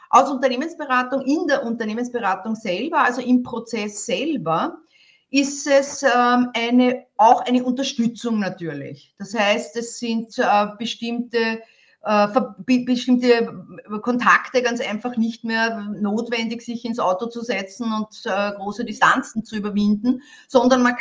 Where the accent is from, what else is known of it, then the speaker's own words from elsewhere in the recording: Vienna, Austria; Äh, ich möchte das als Wienerin, ich bin Wienerin, sagen, es geht immer ums Eingemachte